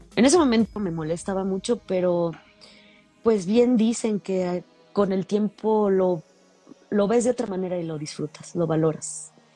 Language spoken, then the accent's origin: Spanish; Mexico; Yo crecí en la Beanaya, allá por la iglesia.